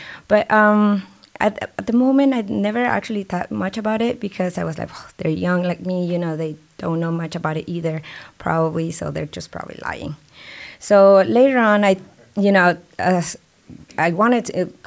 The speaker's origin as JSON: {"language": "English", "country": "Mexico", "tie": "born or raised there", "second_language": "English", "moved": "yes", "lives_now": "San Antonio, United States", "said": "I never had a B in Mexico in my school career over there"}